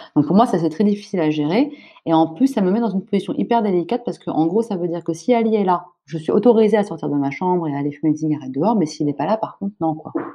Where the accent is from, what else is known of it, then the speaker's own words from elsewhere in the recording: France; also born or lived in Senegal; moi, je suis française